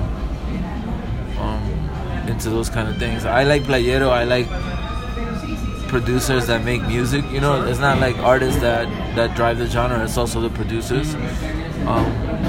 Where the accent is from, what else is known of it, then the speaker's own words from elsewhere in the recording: New York City, New York, United States; also born or lived in Dominican Republic / Los Angeles; I was born in Dominican Republic and raised in New York City for the major part of my life